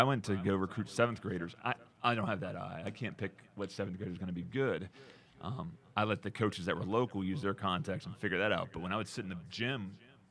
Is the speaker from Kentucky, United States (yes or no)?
yes; Kentucky, United States; I'm from Kentucky. It's a basketball state.